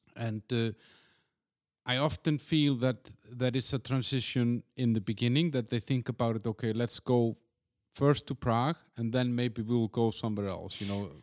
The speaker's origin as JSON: {"language": "English", "country": "Iceland", "also_born_or_lived": "Copenhagen", "moved": "yes", "said": "I'm from Iceland."}